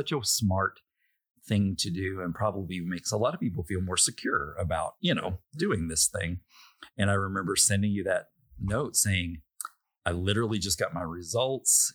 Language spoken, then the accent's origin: English; Little Rock, Arkansas, United States; I was born in Little Rock